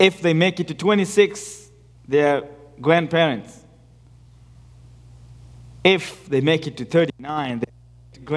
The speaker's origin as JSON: {"language": "English", "region": "Nairobi", "country": "Kenya", "tie": "born or raised there", "moved": "yes", "said": "I was born in the second largest slum in Nairobi, called Mathare."}